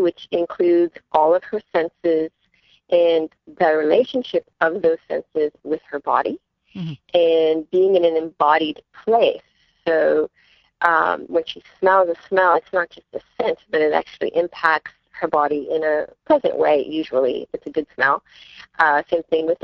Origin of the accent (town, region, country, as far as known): Canada